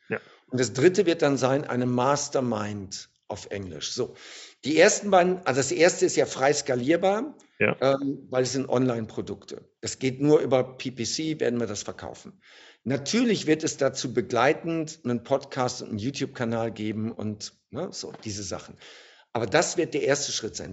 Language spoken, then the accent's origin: German; Germany; Als Deutscher